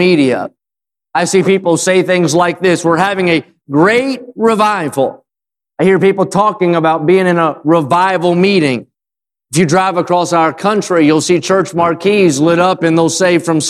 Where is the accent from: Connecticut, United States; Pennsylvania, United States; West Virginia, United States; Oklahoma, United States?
West Virginia, United States; I'm not from there. I'm from West Virginia